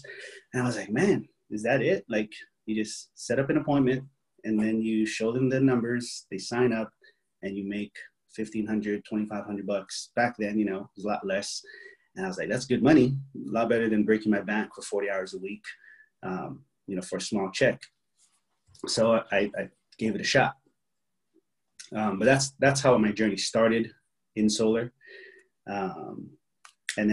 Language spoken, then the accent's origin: English; Hawaii, United States; moved away as an adult; now in San Diego, United States; I was born and raised in Hawaii